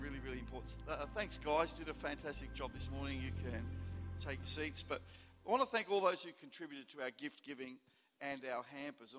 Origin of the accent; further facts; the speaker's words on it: Melbourne, Victoria, Australia; now in Port Lincoln, Australia; where I grew up in Melbourne.